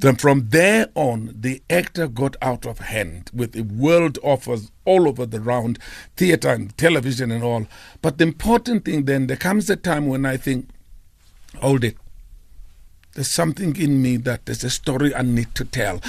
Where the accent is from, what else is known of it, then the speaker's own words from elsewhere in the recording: Port Elizabeth, Eastern Cape, South Africa; I'm from New Brighton, Airport Elizabeth.